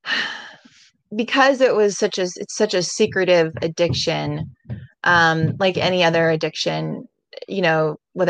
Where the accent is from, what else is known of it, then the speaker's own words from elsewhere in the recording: Seattle, Washington, United States; moved away; I'm from Seattle, Washington. I was born there and raised there